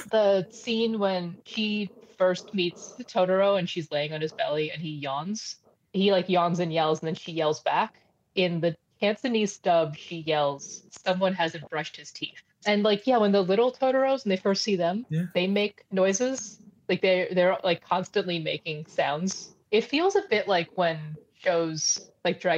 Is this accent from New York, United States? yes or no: yes; New York, United States; I grew up in New York. That was in Chinatown, Manhattan.